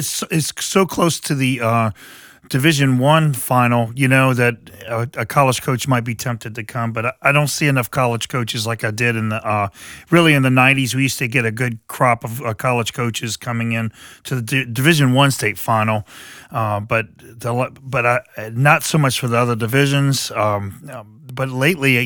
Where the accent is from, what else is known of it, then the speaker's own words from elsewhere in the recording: New Iberia, Louisiana, United States; now in New Orleans, United States; when I was growing up in New Iberia